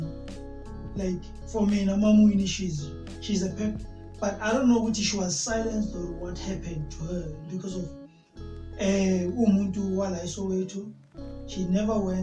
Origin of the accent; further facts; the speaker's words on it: Northern Cape, South Africa; I'm from the Northern Cape